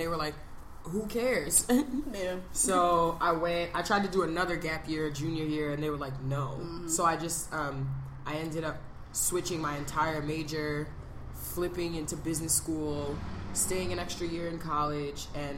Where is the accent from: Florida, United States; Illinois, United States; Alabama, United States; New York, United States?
New York, United States; New York City; I grew up in New York. I'm from Brooklyn. I'm from East Flatbush.